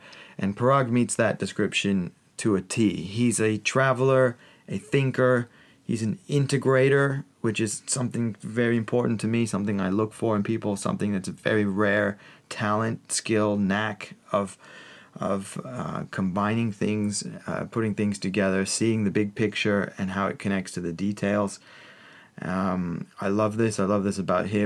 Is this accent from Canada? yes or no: no; United States; now in London, United Kingdom; We're both American